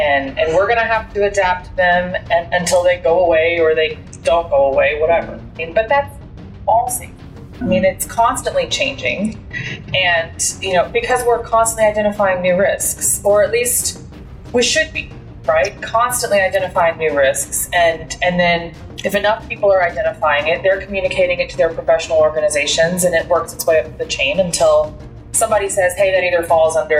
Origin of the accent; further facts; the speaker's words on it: Deer Park, Texas, United States; also born or lived in Connecticut; I grew up in the Houston area, born in Connecticut, but got here as fast as I could, they say, courtesy of my dad in the military. Been here since I was six. Grew up in Deer Park.